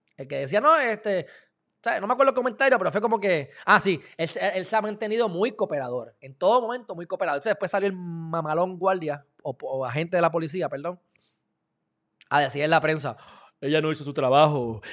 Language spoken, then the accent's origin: Spanish; Puerto Rico; yo soy puertorriqueño